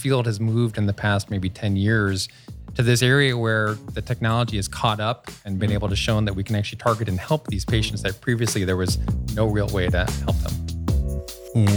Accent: Rochester, New York, United States; moved away as an adult; also born or lived in Cleveland, Ohio; I grew up in Rochester, New York, and, uh, I came out to Cleveland for school

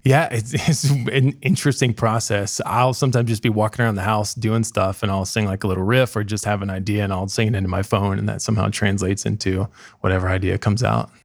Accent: Dayton, Ohio, United States; also born or lived in Columbus; I'm from Dayton originally. Um, I currently live there just to be closer to family.

